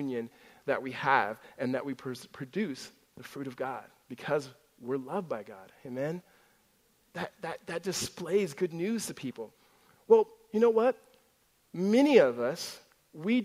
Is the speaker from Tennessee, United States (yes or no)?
no; Southern California, United States; also born or lived in Gilbert, Arizona; now in Tempe, United States; Growing up in Southern California